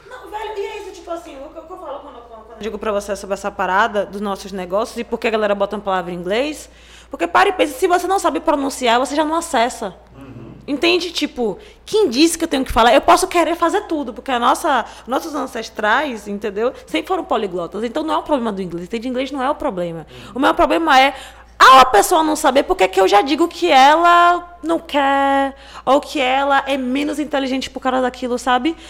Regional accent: Salvador, Bahia, Brazil; eu moro no Jovelha da Federação, inclusive sou nascida e criada lá

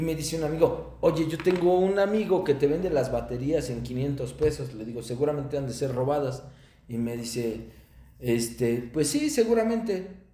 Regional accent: Mexico; also born or lived in Toluca, State of Mexico; mi país

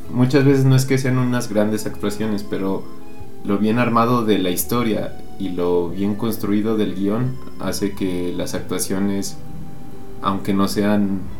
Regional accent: Aguascalientes, Mexico; aguas calientes nuestra bella ciudad de cantera y plata

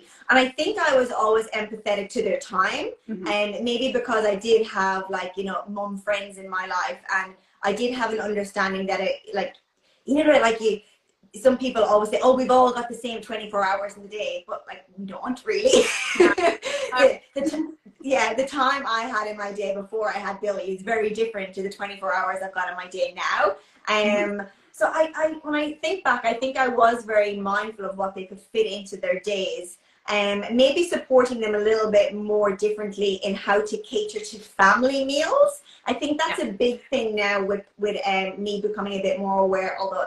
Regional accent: Ireland; moved away as an adult; now in Brisbane, Australia; I'm originally from Ireland. I've been living in Australia since like 2012.

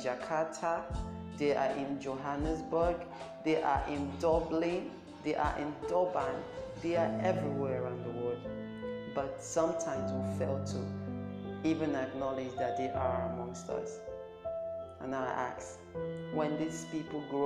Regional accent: Nigeria; I'm from Nigeria

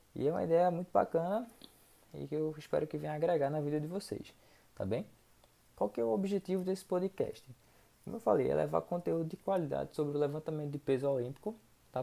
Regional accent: Recife, Pernambuco, Brazil; sou de Recife, Pernambuco

